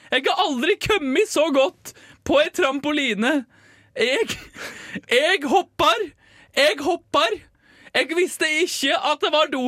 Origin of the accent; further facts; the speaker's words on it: Bergen, Vestland, Norway; vi er fra Bergen, men må foreldre fra Sogndal.